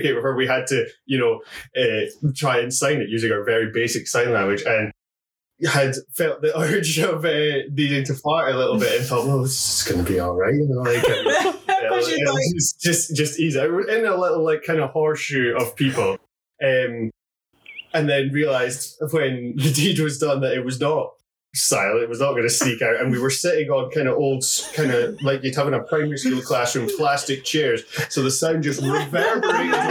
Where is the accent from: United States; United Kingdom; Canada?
United Kingdom; Scotland; As a Scottish person